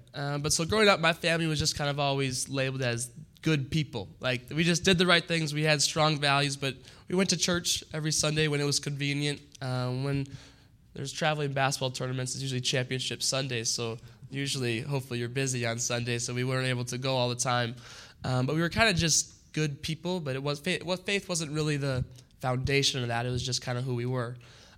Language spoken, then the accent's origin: English; Maple Grove, Minnesota, United States; moved away; But I grew up in Maple Grove, went to high school in Maple Grove.